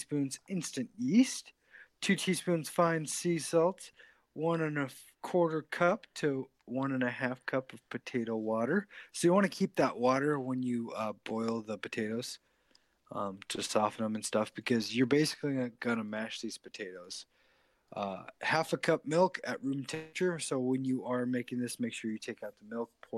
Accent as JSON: {"language": "English", "region": "Idaho", "country": "United States", "said": "we're from Idaho"}